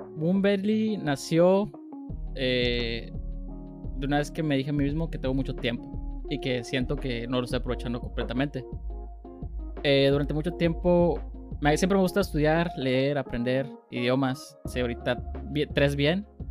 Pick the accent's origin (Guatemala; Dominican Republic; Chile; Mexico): Mexico; Y yo como mexicano, que me encanta ser mexicano